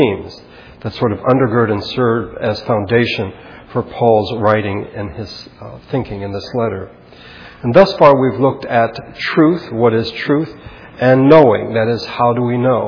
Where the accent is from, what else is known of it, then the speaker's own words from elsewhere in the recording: Philippines; when I was growing up in the Philippines